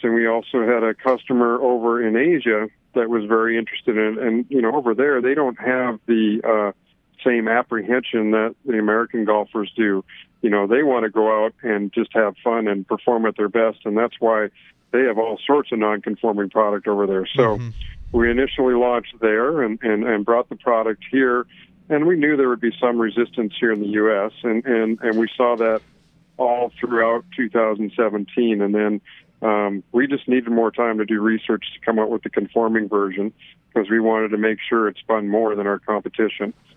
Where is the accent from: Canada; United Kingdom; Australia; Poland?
Canada; moved away; I'm originally from Canada